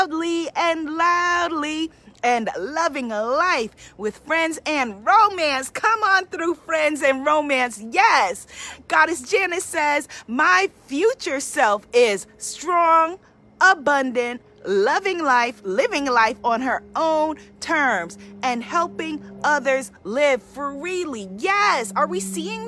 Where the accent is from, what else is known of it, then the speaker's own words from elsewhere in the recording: New York City, New York, United States; I'm a New Yorker, born and raised, been here